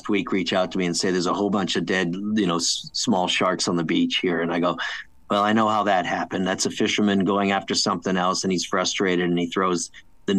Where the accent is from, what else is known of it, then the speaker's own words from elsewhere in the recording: United States; also born or lived in Connecticut, United States / New York, United States; as a young kid growing up outside of New York City and Connecticut